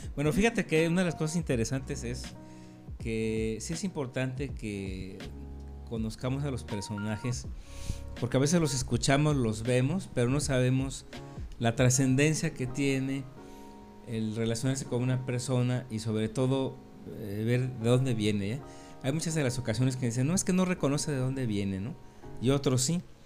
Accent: Mexico City, Mexico; moved away; also born or lived in Campeche; mis orígenes vienen desde el Distrito Federal, yo nací en la Ciudad de México en los años sesentas.

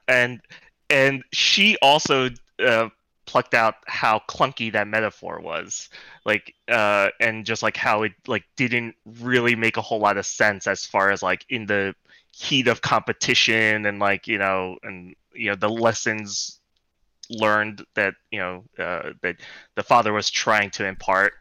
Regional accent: New York City, New York, United States; born and raised in Brooklyn

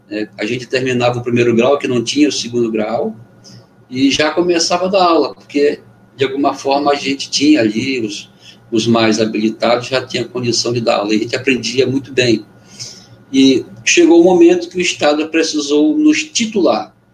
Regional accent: Benjamin Constant, Amazonas, Brazil; Amazonense do interior e uhum. sou de Benjamin Constant, né? então lá na fronteira onde o rio Amazonas começa a ser brasileiro.

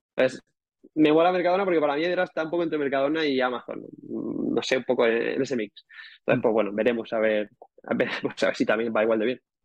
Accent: Calpe, Valencian Community, Spain; yo también soy de, soy de Calpe, soy de los moros y cristianos

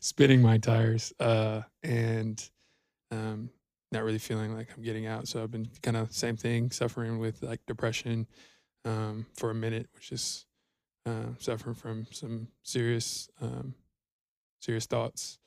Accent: Georgia, United States; moved away as an adult; now in Denton, United States; I'm from Georgia originally, uh, born and raised, uh, moved out to Texas, um, in twenty eighteen

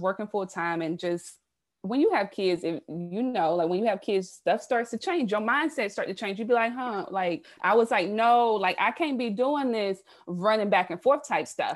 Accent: South Carolina, United States; moved away as an adult; now in Baltimore, United States; I'm originally from the South. I'm a Southern girl, born and raised in South Carolina.

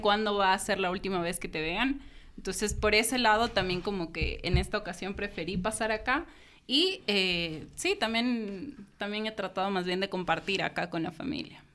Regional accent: Ecuador; moved away; also born or lived in United States; siendo ecuatoriana, viviendo en Estados Unidos

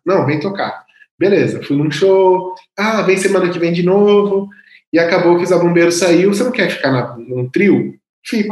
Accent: Louveira, São Paulo, Brazil; moved away as an adult; also born or lived in Espírito Santo; na banda da cidade de Louveira, onde eu nasci

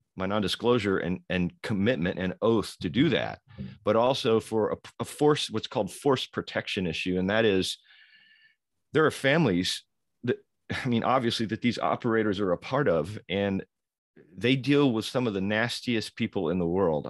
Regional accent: Louisville, Kentucky, United States; born and raised in Louisville, Kentucky

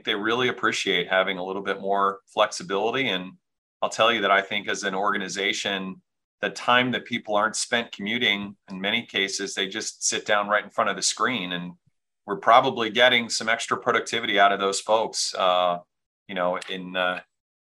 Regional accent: near Washington D.C., Maryland, United States; now in Baltimore, United States; I'm from Maryland originally, but closer to Washington D.C.

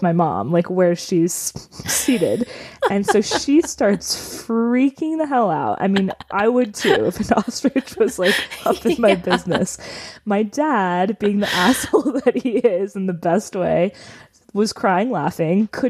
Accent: New York, United States; we lived pretty close to the Canadian border when I was growing up in New York

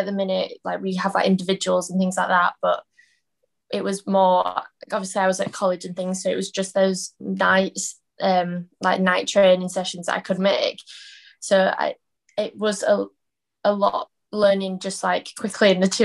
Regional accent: Leeds, Yorkshire and the Humber, United Kingdom; accent: Yorkshire twang; moved away as an adult; also born or lived in Sheffield; now in Newcastle, United Kingdom; So born in Leeds, and then yeah, just stayed growing up in Leeds

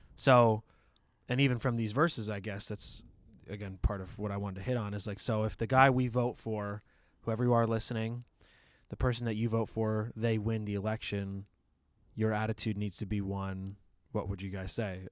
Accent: United States; as an American

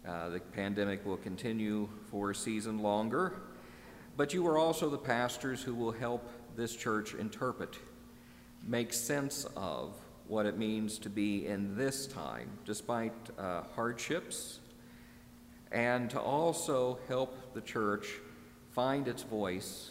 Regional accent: Midwest, United States; moved away; also born or lived in Northeast US; growing up in the Midwest

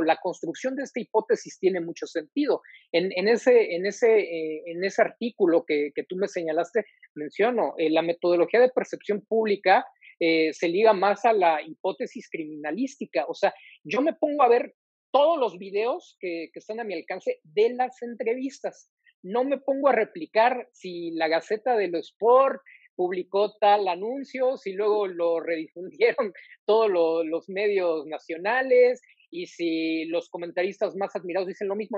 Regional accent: Mexico; como mexicano

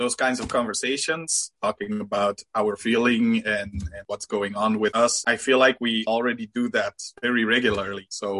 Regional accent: Belgium; I'm from Belgium

